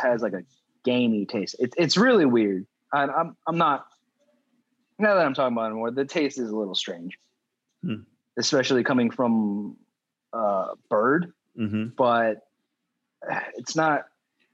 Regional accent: Indiana, United States; moved away; growing up again in Indiana where it's not very diverse.

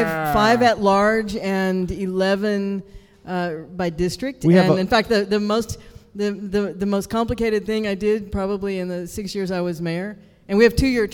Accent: Houston, Texas, United States; born or raised there

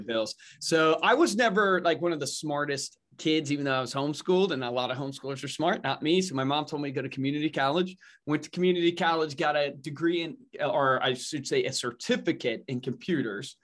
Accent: Savannah County, Virginia, United States; grew up in Virginia in Savannah County

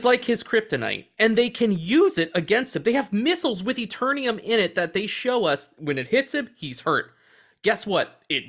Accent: Australia; I don't want them to know I'm Australian. They'll know.

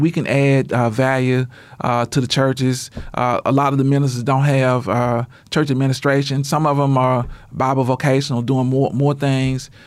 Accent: Shreveport, Louisiana, United States; now in Oklahoma, United States; I'm originally from Shreveport, Louisiana.

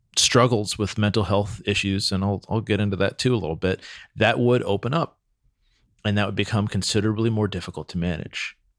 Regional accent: Santa Cruz, California, United States; I grew up in Santa Cruz, which is a pretty free spirited town

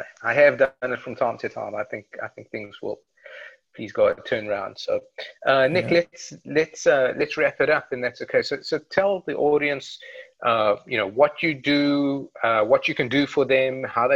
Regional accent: South Africa; moved away; we're both originally from South Africa

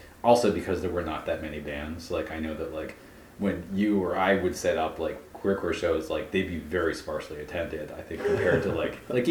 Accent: Philadelphia, Pennsylvania, United States; as a Philadelphian

